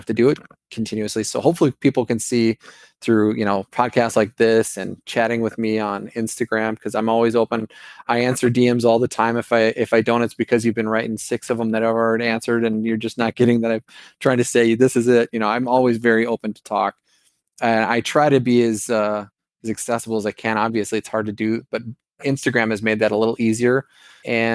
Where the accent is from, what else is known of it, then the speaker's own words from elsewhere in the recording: Minnesota, United States; accent: Minnesota; my Minnesota accent